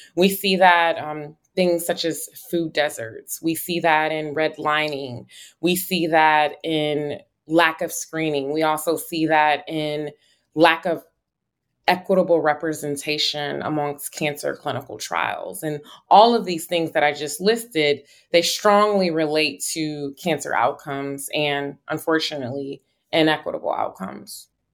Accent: Buffalo, New York, United States; moved away as an adult; also born or lived in Atlanta / Chicago / North Carolina; now in New Haven, United States; I am originally from Buffalo, New York, where I was born and raised

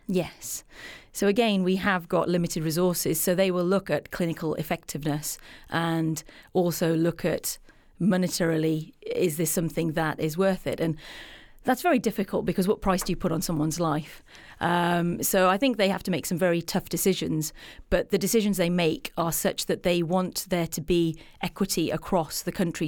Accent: England, United Kingdom; I'm from England

